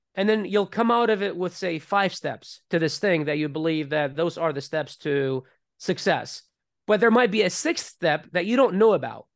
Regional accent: Iraq; moved away; as I was growing up in Iraq

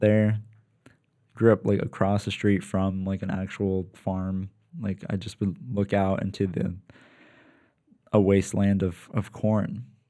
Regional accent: Lancaster, Pennsylvania, United States; moved away as an adult; also born or lived in New York; now in San Diego, United States; so they moved to P A when I was like a baby

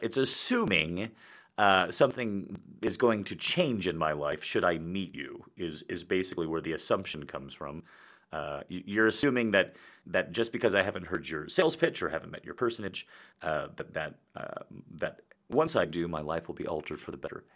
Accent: United States; when you're an American

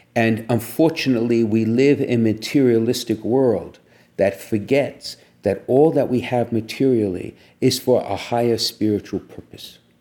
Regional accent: New York City, New York, United States; I'm from Brooklyn

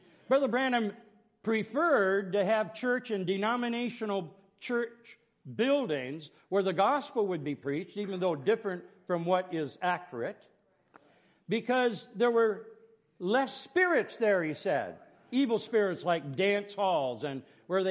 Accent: Ohio, United States; also born or lived in Conneaut, Ohio; I was in Ohio

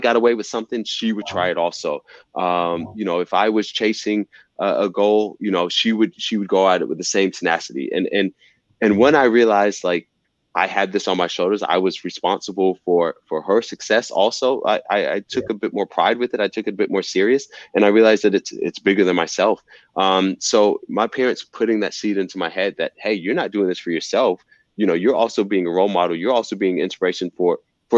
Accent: Fayetteville, Georgia, United States; I'm from Fayetteville, Georgia, you know, a city.

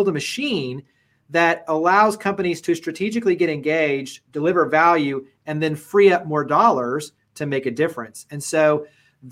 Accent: Dallas-Fort Worth area, Texas, United States; also born or lived in Los Angeles; now in Memphis, United States; I grew up in the Dallas-Fort Worth area, lived in Los Angeles for almost a decade

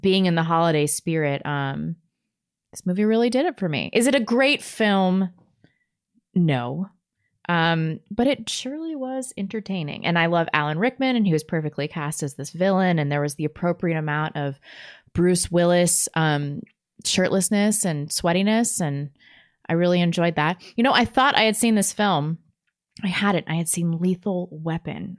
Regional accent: Chesterfield, Missouri, United States; I grew up in Chesterfield

